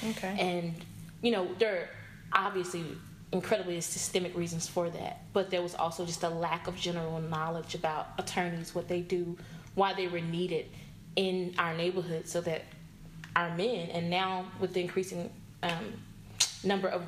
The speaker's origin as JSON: {"language": "English", "town": "Dallas", "region": "Texas", "country": "United States", "tie": "born or raised there", "said": "born and raised here in Dallas. Um, I grew up in Oak Cliff, educated in DISD schools."}